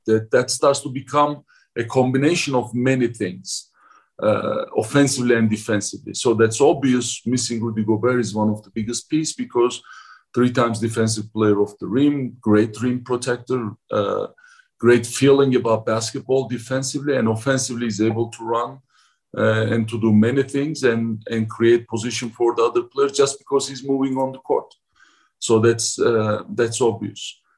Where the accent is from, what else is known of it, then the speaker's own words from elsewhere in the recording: Ankara, Turkey; English is a second language; moved away as an adult; now in Salt Lake City, United States; my hometown Ankara is basically very very similar with uh, Salt Lake City.